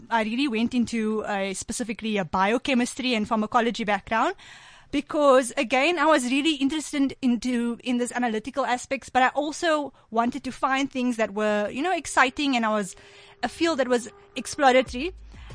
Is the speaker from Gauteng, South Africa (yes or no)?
no; Cape Town, Western Cape, South Africa; now in Johannesburg, South Africa; I grew up in Cape Town on the Cape Flats.